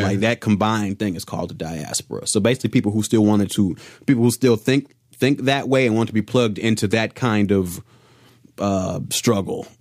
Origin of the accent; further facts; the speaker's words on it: Chicago, Illinois, United States; now in Los Angeles, United States; I'm from Chicago